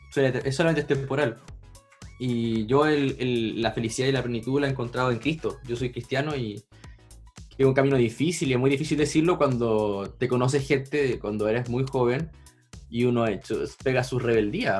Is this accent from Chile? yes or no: yes; Chile; soy de Chile